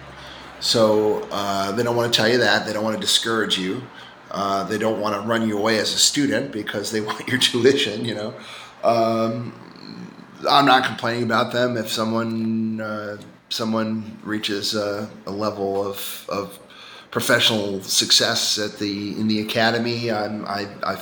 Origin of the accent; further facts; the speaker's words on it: New York City, New York, United States; moved away; I'm from Staten Island, and which is a rather blue collar place, you know, or at least over the last century, and you know, I'm marked by where I grew up.